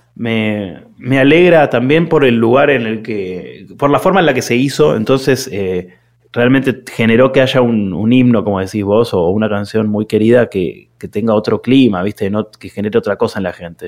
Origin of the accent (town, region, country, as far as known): Argentina